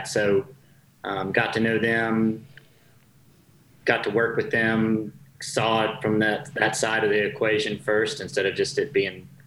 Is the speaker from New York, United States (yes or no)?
no; North Carolina, United States; Born and raised in North Carolina